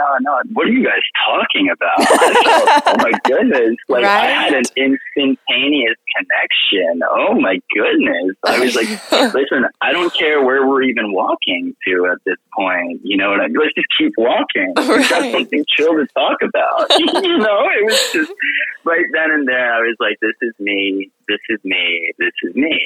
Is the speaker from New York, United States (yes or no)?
yes; New York, United States; also born or lived in Europe / Turkey; now in Naples, United States; I grew up in New York